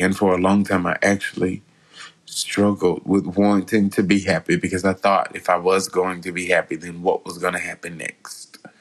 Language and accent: English; West Memphis, Arkansas, United States; my hometown of West Memphis